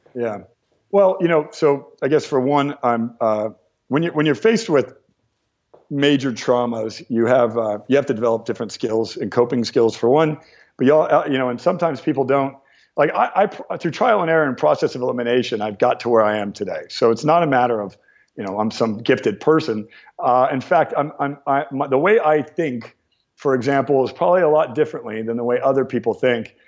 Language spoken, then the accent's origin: English; Ventura County, California, United States; also born or lived in Torrance, California; I was born in Torrance and grew up in uh, Ventura County, which is just about 30, mi- 30 minutes outside of the heart of, uh, of, the heart of Los Angeles.